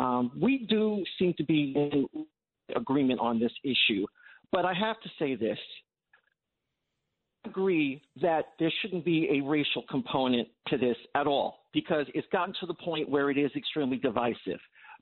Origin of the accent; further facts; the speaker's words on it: Long Island, New York, United States; where I grew up on Long Island